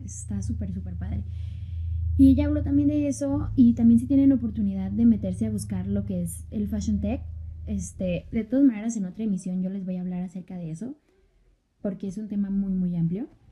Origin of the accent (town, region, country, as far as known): Mexico